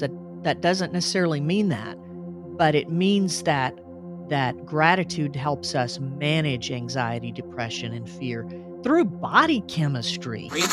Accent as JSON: {"language": "English", "town": "Little Rock", "region": "Arkansas", "country": "United States", "tie": "born or raised there", "said": "we moved from Northeast Arkansas to Little Rock when I was four"}